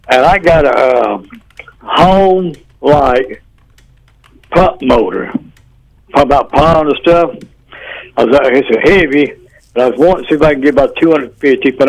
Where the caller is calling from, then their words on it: York, United States; I'm calling from York. Yes, York.